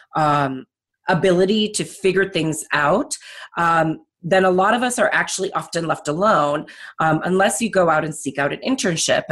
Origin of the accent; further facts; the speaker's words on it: Chicago, Illinois, United States; also born or lived in California; I'm actually a Chicagoland native, uh, born and raised, and went to Barrington High School